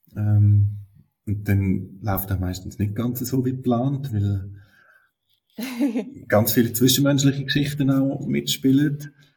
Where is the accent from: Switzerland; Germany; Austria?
Switzerland; bei uns in der Schweiz eine zusätzliche Schwierigkeit ist, dass wir da Schriftdeutsch lehren im Unterricht